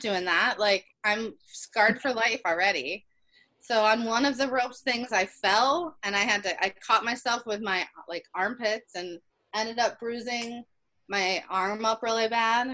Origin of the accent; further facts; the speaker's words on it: Ohio, United States; also born or lived in Philadelphia; now in Virginia, United States; we're from Ohio, but we moved here from Philly